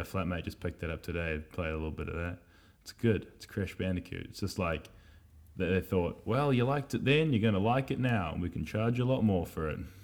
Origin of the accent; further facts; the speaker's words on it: Wellington, New Zealand; moved away; Growing up in Miramar, Miramar was a place over in little old Wellington in Aotearoa, across the ocean.